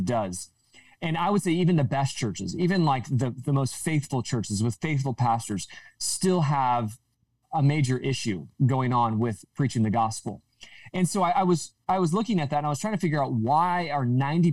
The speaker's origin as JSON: {"language": "English", "region": "Southern California", "country": "United States", "tie": "born or raised there", "said": "I grew up in Southern California."}